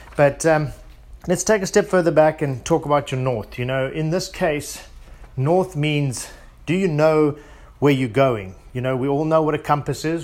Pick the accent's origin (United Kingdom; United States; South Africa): South Africa; being South African